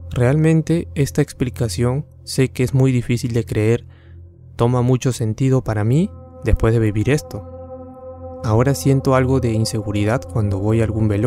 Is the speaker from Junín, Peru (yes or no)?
yes; Tarma, Junín, Peru; now in Lima, Peru; Yo vengo de Tarma. Vine a la capital en noviembre del año pasado junto a mis padres y mi hermano para poder mejorar nuestra situación, ya que Lima tiene más oportunidades.